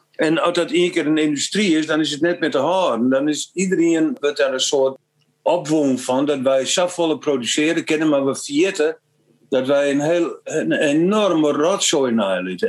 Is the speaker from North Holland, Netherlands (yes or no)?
no; Frisians, Friesland, Netherlands